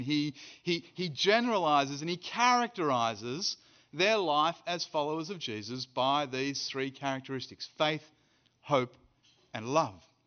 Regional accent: Australia; now in South Africa; I'm an Australian who lives in South Africa and who's preaching in Birmingham

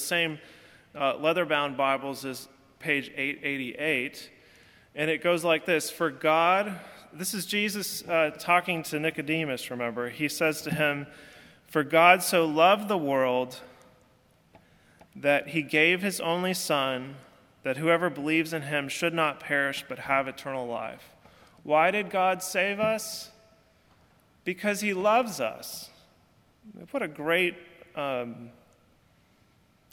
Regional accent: California, United States; now in Alabama, United States; I'm from California

